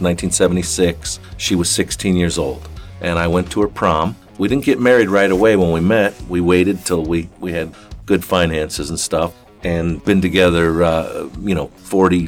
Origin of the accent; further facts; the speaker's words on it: Florida, United States; moved away as an adult; also born or lived in Black Hills, South Dakota; now in Silver City, United States; I grew up in Florida